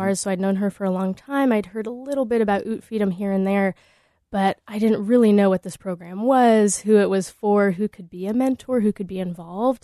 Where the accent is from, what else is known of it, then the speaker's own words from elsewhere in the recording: Des Moines, Iowa, United States; moved away; also born or lived in Anchorage; growing up in Des Moines